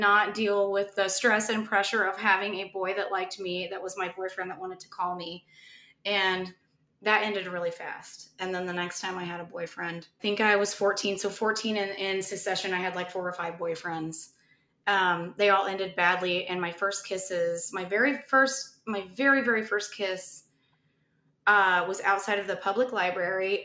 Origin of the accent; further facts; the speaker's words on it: Indiana, United States; I grew up in Indiana